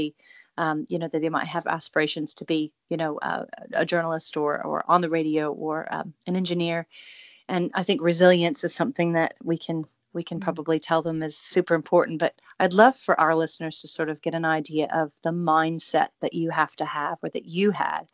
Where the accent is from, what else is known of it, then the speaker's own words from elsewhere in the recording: Salem, Oregon, United States; now in New Zealand; I grew up in Salem, Oregon before I moved to New Zealand.